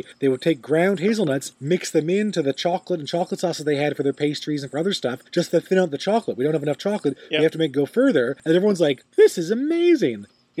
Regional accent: Newfoundland and Labrador, Canada; Also, full of newfies. Yeah. My people go everywhere

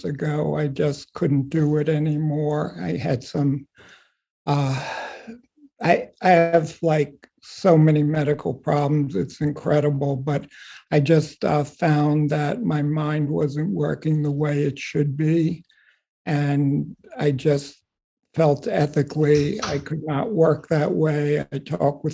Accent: Long Island, New York, United States; moved away as an adult; also born or lived in Pennsylvania / Washington, D.C. / Davis, California; now in Massachusetts, United States; I grew up on Long Island, had a really great family experience

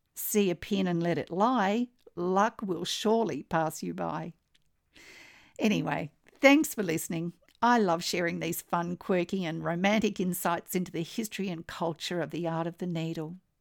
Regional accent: Australia; I'm an Australian textile artist

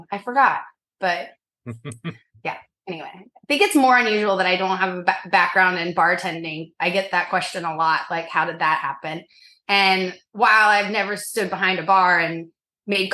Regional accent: Norman, Oklahoma, United States; now in New York City, United States; I grew up in Norman, Oklahoma, a bajillion miles from here

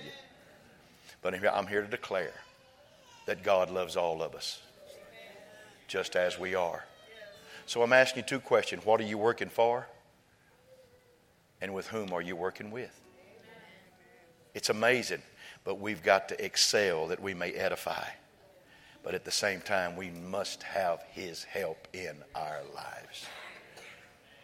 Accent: West Texas, United States; I was raised in West Texas

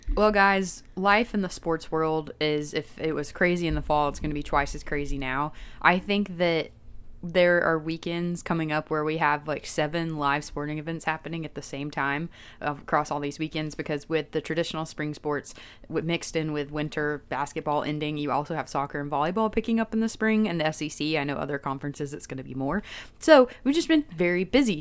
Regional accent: Chattanooga, Tennessee, United States; born and raised in East Tennessee. I am from Chattanooga

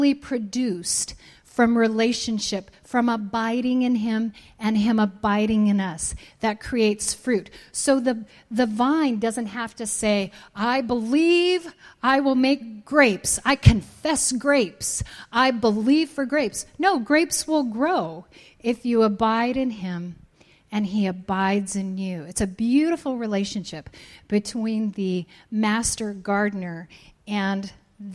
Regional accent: Colorado, United States; I grew up in Colorado.

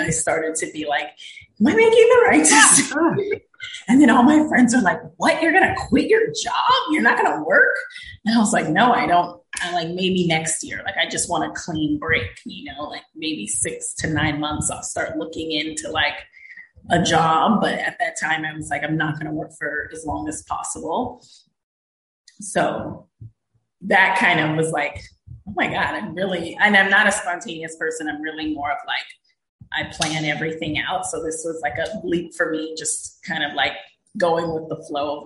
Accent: Southern California, United States; moved away as an adult; also born or lived in Georgia; now in Puglia, Italy; originally I'm from Southern California, born and raised, and I never lived abroad before this

